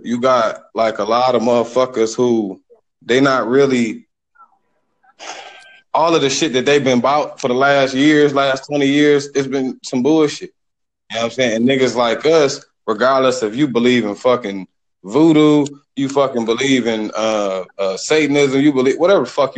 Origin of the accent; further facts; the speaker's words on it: Detroit, Michigan, United States; now in Houston, United States; I'm from Detroit, but I live in Houston